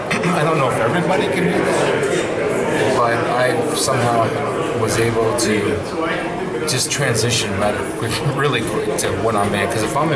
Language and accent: English; Canton, Ohio, United States; growing up in Canton and being a Maslin Tiger